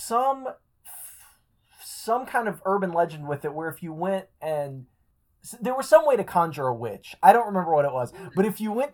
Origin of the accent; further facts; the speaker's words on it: Bloomington, Indiana, United States; I grew up in Bloomington, Indiana